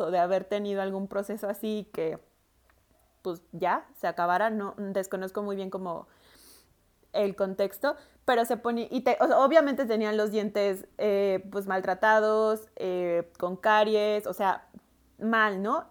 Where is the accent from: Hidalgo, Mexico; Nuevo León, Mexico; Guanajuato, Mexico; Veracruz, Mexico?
Veracruz, Mexico; Veracruz, yo soy de Veracruz, en el puerto y en todo el estado